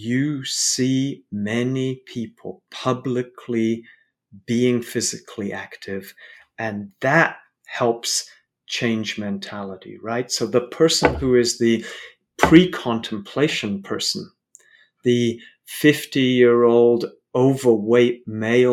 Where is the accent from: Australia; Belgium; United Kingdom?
United Kingdom; London; I grew up in London, I have a lot of family in Poland